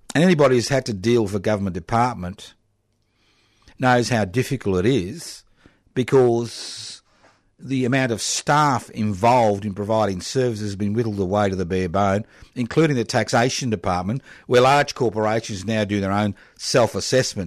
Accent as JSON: {"language": "English", "region": "Queensland", "country": "Australia", "tie": "born or raised there", "said": "I was born in Queensland decades ago"}